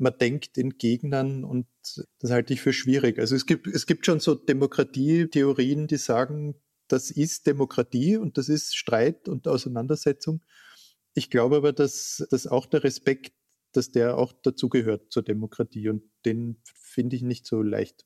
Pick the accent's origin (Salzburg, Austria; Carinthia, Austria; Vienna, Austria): Carinthia, Austria; Klagenfurt; moved away; Ich bin in Klagenfurt geboren und war dort Kind